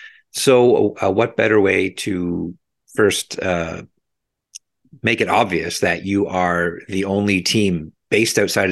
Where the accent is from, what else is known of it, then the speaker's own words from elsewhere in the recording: Canada; as a Canadian